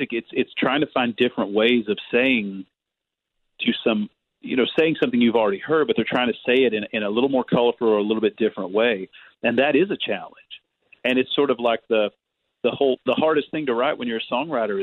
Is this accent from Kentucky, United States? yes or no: yes; Kentucky, United States; Growing up in Kentucky